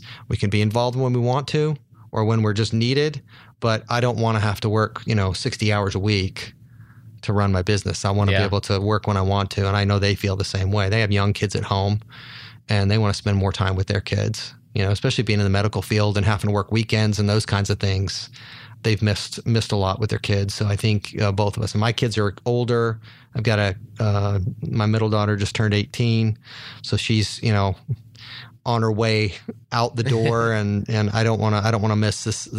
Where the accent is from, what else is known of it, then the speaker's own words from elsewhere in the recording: Salt Lake City, Utah, United States; I grew up in Salt Lake City, so I grew up on skis.